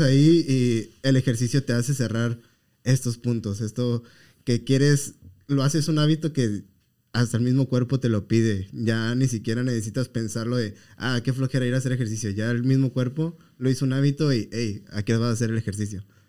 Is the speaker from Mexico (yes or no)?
yes; Mexico; como mexicanos